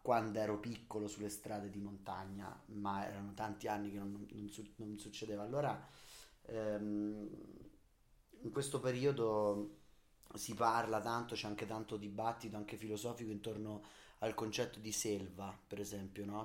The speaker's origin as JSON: {"language": "Italian", "region": "Umbria", "country": "Italy", "said": "Io comunque vengo dall'Umbria, che non è certo Manhattan"}